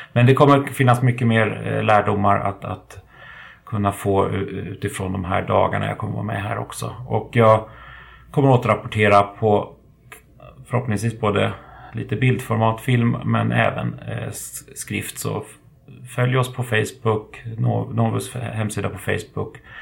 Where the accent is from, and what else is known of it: Sweden